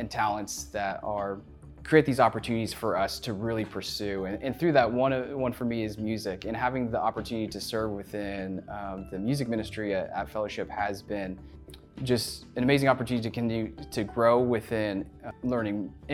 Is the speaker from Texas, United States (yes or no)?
yes; Dallas, Texas, United States; also born or lived in Arkansas; I grew up in the Dallas, Texas area